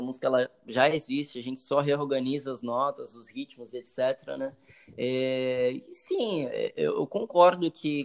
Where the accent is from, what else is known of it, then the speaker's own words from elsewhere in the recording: Santos, São Paulo, Brazil; Eu sou daqui do Marapé. Nasci aqui.